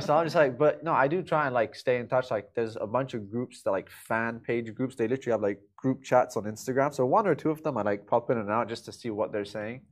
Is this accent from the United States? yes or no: no; Dubai, United Arab Emirates; also born or lived in London; my whole life I've been in Dubai. You know, born and raised here